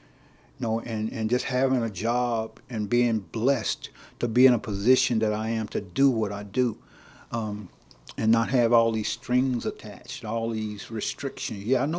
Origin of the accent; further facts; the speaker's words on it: Nacogdoches, Texas, United States; I was born and raised right here in Nacogdoches.